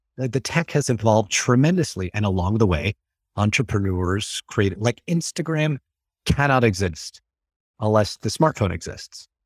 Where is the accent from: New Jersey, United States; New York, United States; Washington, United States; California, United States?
New York, United States; New York City; moved away as an adult; also born or lived in Tampa, Florida; now in Melbourne, Florida, United States; Originally from New York City